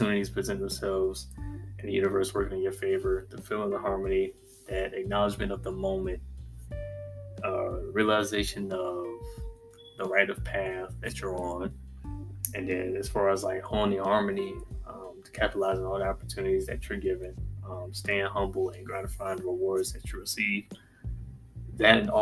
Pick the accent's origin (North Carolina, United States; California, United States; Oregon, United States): North Carolina, United States; also born or lived in Virginia; decided to move back to my home state, North Carolina